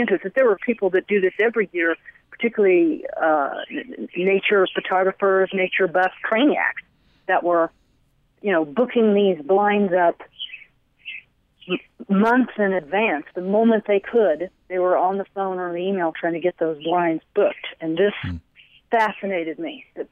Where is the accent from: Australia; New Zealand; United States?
United States; East Tennessee; I grew up in East Tennessee